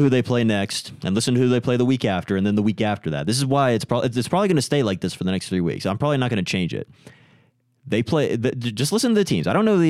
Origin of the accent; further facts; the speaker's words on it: Tennessee, United States; I'm from Tennessee